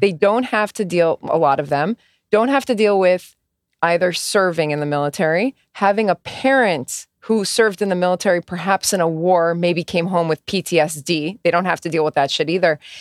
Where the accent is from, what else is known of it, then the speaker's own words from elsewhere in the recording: United States; I'm First American born